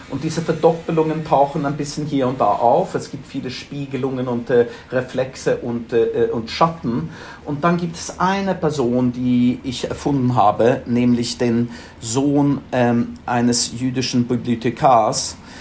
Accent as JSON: {"language": "German", "town": "Stockholm", "region": "Stockholm County", "country": "Sweden", "tie": "born or raised there", "also_born_or_lived": "Frankfurt", "second_language": "German", "moved": "as an adult", "lives_now": "London, United Kingdom"}